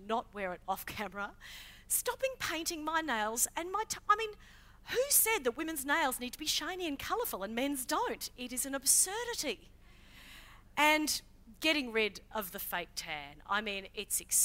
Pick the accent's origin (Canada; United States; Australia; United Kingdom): Australia; Queensland; I grew up in Queensland